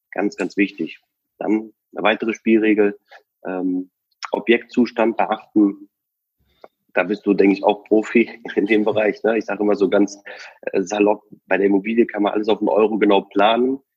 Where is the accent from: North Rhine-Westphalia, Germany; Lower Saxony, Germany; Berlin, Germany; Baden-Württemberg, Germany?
North Rhine-Westphalia, Germany; Cologne; Also nehmen wir mal äh, einfach Köln, wir kommen aus Köln.